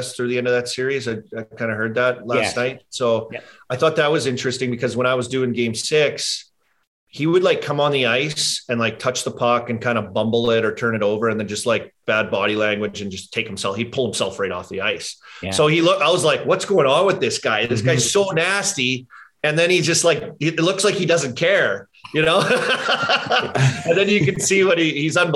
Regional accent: Saskatchewan, Canada; I'm from Saskatchewan

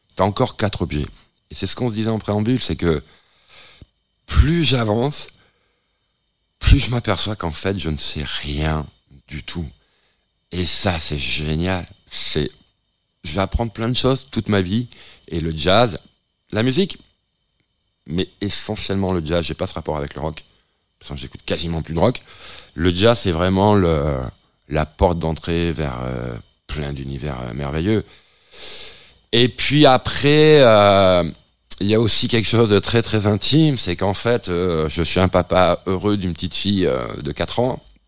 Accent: the South-West, south-west France, France; je suis originaire du Sud-Ouest

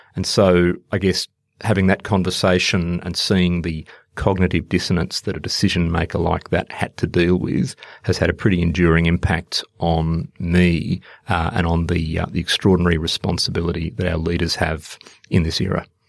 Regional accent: Australia; also born or lived in India; working as an Australian diplomat

